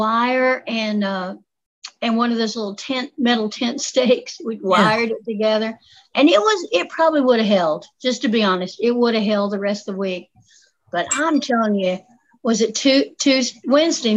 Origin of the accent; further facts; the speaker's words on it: Appalachia, United States; accent: southern; I'll tell you how Appalachian I am